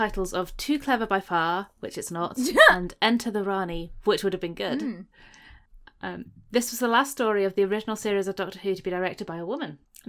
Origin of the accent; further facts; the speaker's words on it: Wolverhampton, West Midlands, United Kingdom; I'm from Wolverhampton.